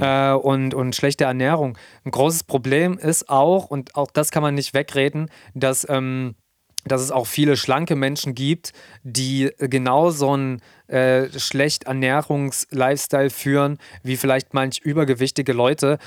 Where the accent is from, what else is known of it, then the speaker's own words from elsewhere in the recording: Germany; hier bei uns in Deutschland